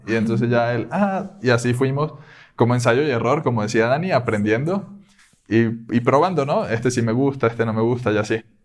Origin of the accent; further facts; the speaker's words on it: Caracas, Capital District, Venezuela; moved away as an adult; now in Querétaro, Mexico; soy de Venezuela, de Caracas